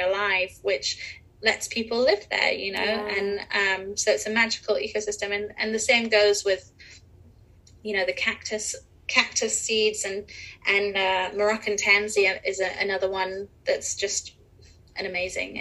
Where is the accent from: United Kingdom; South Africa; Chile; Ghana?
United Kingdom; England; moved away as an adult; also born or lived in Europe; now in Los Angeles, United States; I grew up in England and in Europe